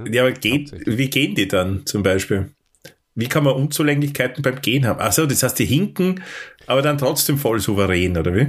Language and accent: German; Austria; für mich auch natürlich als, als Österreicher